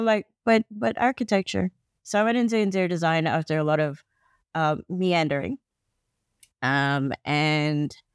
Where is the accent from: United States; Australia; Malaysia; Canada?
Malaysia; Kuala Lumpur; I'm from Malaysia, Kuala Lumpur specifically.